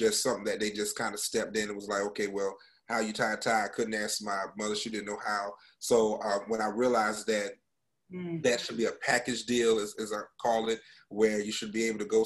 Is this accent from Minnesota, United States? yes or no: no; North Carolina, United States; moved away as an adult; also born or lived in Oklahoma / Central Florida; now in Florida, United States; I was born and raised in North Carolina